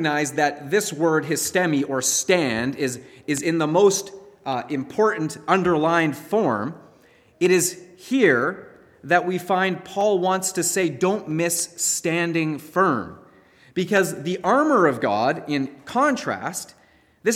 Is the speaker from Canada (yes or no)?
yes; Canada; as Canadian Christians